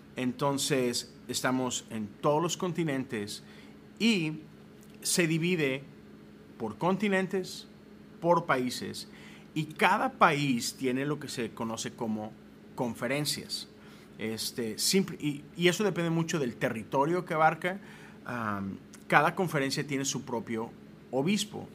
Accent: Mexico; moved away as an adult; now in United States; Yo soy de México, nací, crecí allá, viví 30 años en México

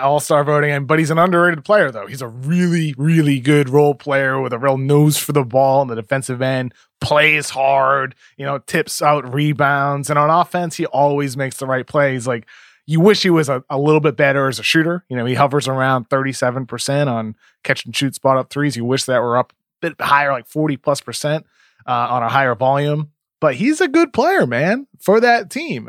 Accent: Brockton, Massachusetts, United States; I grew up in Brockton

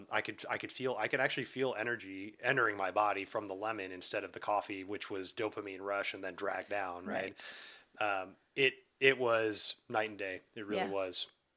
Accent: the South, United States; I'm all about the, like, ice cold, iced tea

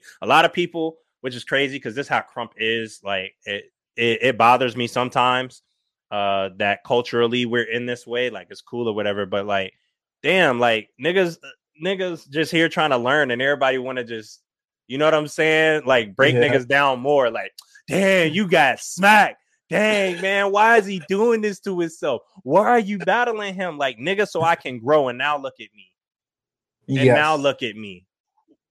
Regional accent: Minnesota, United States; moved away; also born or lived in Detroit; I'm from Minnesota

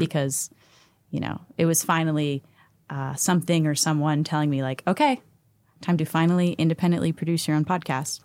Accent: Pittsburgh, Pennsylvania, United States; I'm from Pittsburgh

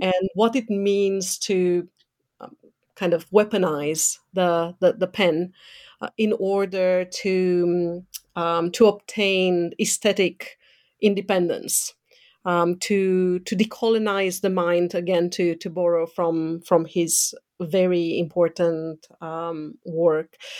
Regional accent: Romania; moved away; growing up in Eastern Europe, um, under a communist dictatorship, mm, so under Ceausescu's

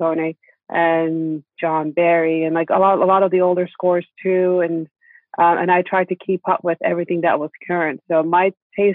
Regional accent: Istanbul, Turkey; Growing up in Istanbul

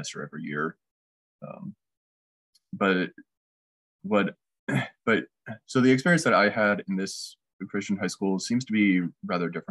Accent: north of Seattle, Washington, United States; now in Kansas City, United States; I grew up in Washington State, north of Seattle a little bit

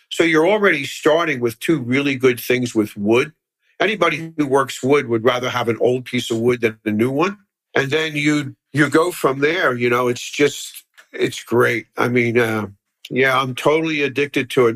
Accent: Philadelphia, Pennsylvania, United States; I grew up in Philly, actually not too far from here up the boulevard at Harbison and the boulevard

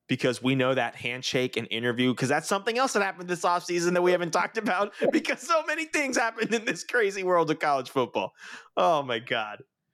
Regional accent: Jacksonville, Florida, United States; I am from Jacksonville proper.

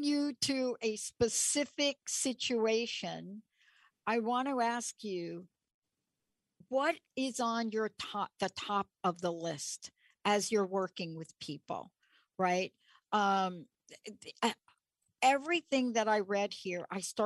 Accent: New York, United States; I'm from New York

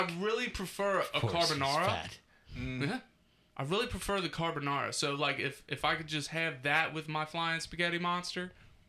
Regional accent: Hebron, Kentucky, United States; It's like, I'm from Hebron, motherfucker.

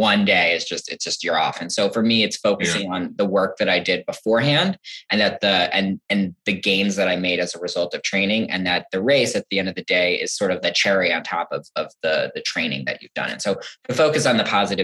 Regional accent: New Jersey, United States; moved away as an adult; now in Champaign, United States; So I'm from New Jersey originally. I came out to school here back in 2008, and now I haven't left

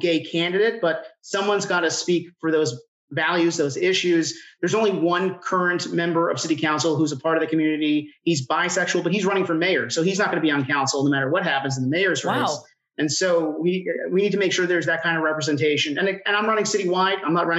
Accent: New Jersey, United States; moved away as an adult; now in Atlanta, United States; I'm originally from New Jersey. I'm a Jersey boy. I came down here for school.

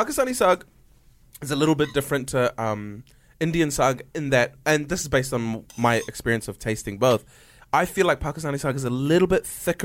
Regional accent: Auckland, New Zealand; Because my parents live in Christchurch now, but I grew up in Auckland. They only moved to Christchurch recently. And I grew up in Auckland. So I have like fond memories of... We lived on the North Shore

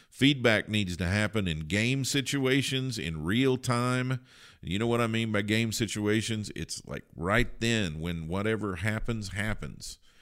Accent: Kentucky, United States; I grew up in Kentucky

